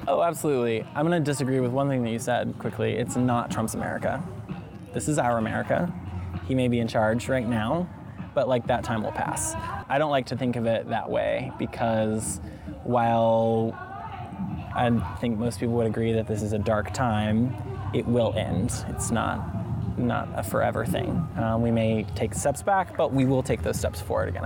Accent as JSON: {"language": "English", "region": "Alabama", "country": "United States", "moved": "as an adult", "said": "I'm from Alabama"}